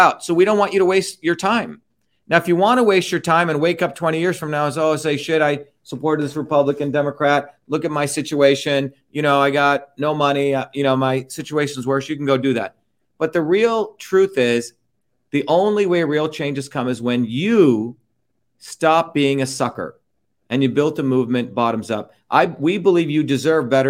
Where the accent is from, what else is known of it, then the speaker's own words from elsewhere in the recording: India; now in United States; I was born in India